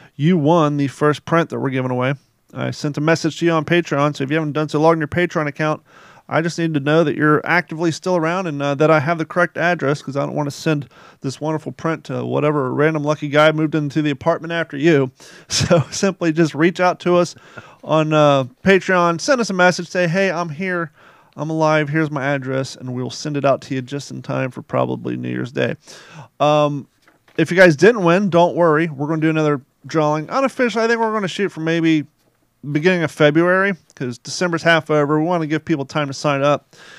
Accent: Ohio, United States; also born or lived in Kentucky; now in Cape Coral, United States; I grew up in Ohio and Kentucky

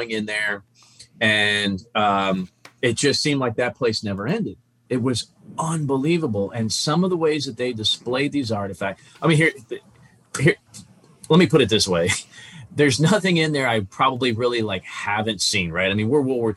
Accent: New Jersey, United States; now in Texas, United States; I'm from New Jersey. So when I lived here as a kid

